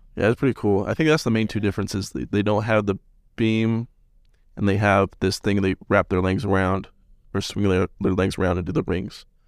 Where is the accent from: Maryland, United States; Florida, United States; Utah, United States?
Utah, United States; Salt Lake City; moved away as an adult; now in Cedar City, United States; I'm from Salt Lake.